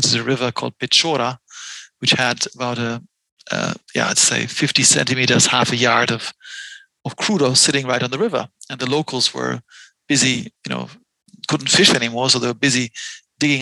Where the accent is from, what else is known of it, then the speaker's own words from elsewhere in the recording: Mainz, Rhineland-Palatinate, Germany; also born or lived in Boston; in my hometown, Mainz on the Rhine, on our side of the Rhine, the kids were allowed to play in the sand pits and in the grass